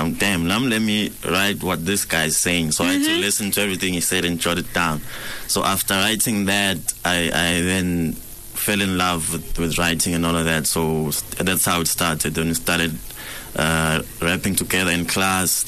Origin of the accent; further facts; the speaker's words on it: Eswatini; also born or lived in Nelspruit, Mpumalanga, South Africa; now in Johannesburg, South Africa; I'm an artist, creative, born in Eswatini. But I'm fresh from Mpumalanga right now. I've been in Nelspruit for the past few years